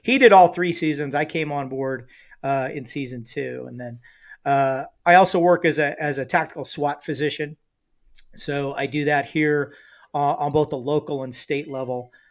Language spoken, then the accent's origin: English; Los Angeles, California, United States; also born or lived in Tehachapi, California; spent the first eleven years of my life mostly in the Los Angeles area